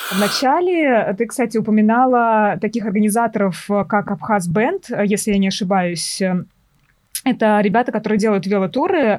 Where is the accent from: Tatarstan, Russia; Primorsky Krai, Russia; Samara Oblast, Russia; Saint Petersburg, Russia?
Samara Oblast, Russia; Tolyatti; когда росла в Тольятти